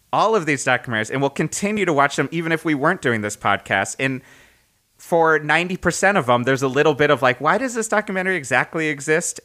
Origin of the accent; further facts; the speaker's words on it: Connecticut, United States; moved away; also born or lived in Boston; growing up in Connecticut